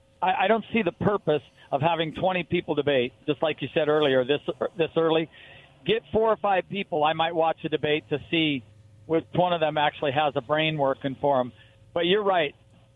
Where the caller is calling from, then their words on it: Pendleton, Oregon, United States; Hi, guys. It's …. I'm down in Pendleton.